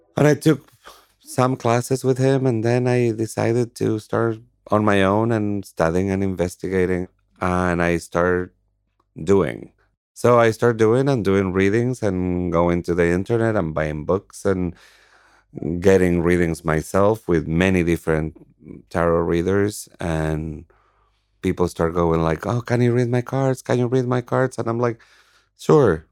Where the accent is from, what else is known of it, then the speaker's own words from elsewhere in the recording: Argentina; moved away; I'm from Argentina